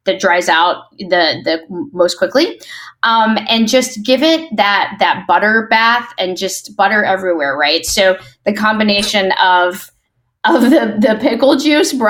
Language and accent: English; Mississippi, United States; I was born in Mississippi